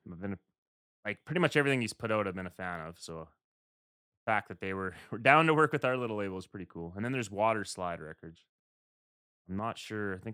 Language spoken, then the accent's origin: English; West, Canada; So we're we're the Canadian guys over in the West.